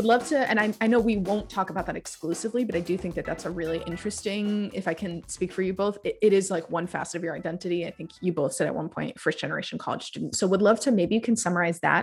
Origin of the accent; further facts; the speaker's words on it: Rhode Island, United States; also born or lived in Jordan; I'm from Rhode Island